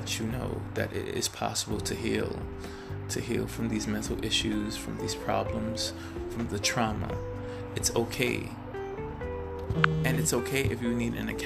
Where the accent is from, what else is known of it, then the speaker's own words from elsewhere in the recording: New York City, New York, United States; now in California, United States; I'm originally from Brooklyn, New York, and I am living in California right now